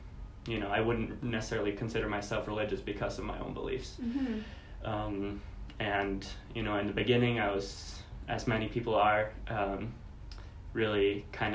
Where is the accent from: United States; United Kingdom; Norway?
Norway; moved away; I am from Norway, and Norway is a predominantly Christian country still.